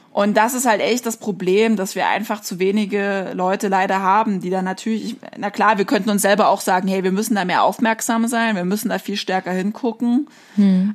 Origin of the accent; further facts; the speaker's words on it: East Germany, Germany; ich komme halt aus Ostdeutschland